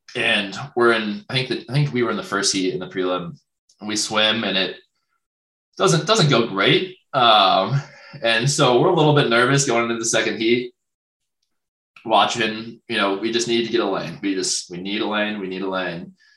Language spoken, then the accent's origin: English; a small town in Ohio, United States; moved away; I go to my hometown, and it's like insane. I'm like from like a small town in Ohio